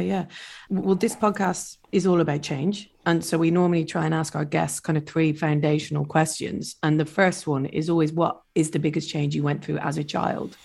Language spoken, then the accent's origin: English; Ireland; being Irish